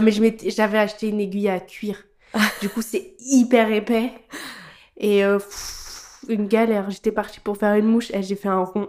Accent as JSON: {"language": "French", "town": "Paris", "region": "Île-de-France", "country": "France", "tie": "born or raised there", "said": "je suis née et j'ai grandi à Paris."}